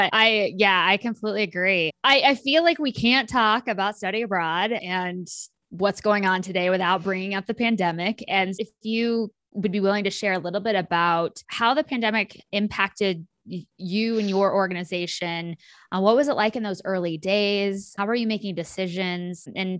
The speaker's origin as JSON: {"language": "English", "region": "rural Kansas", "country": "United States", "tie": "born or raised there", "said": "my hometown in rural Kansas"}